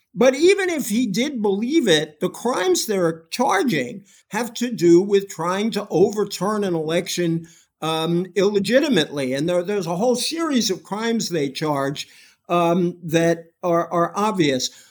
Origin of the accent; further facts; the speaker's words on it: Massachusetts, United States; I come from Massachusetts, where James Michael Curley got elected from a jail cell